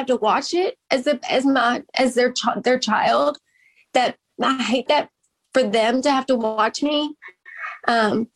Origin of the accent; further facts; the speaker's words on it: Owensboro, Kentucky, United States; moved away as an adult; although I'm from Owensboro, I lived away when I went to college, but I would come back in town for holidays